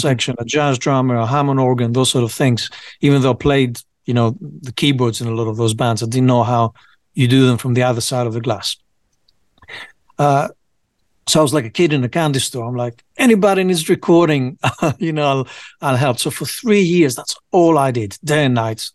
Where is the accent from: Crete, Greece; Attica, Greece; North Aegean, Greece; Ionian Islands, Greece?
Attica, Greece; Piraeus; moved away as an adult; also born or lived in United Kingdom; I grew up in Greece mostly